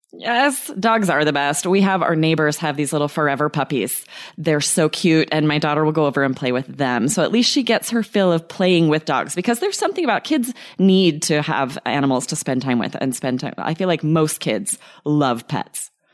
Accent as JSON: {"language": "English", "region": "Idaho", "country": "United States", "tie": "born or raised there", "said": "we had pets growing up in Idaho"}